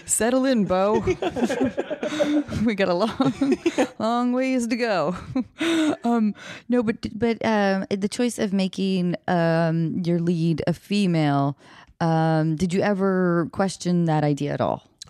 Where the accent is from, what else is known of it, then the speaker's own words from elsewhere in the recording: north of Seattle, Washington, United States; moved away; also born or lived in Baltimore, Maryland; grew up north of Seattle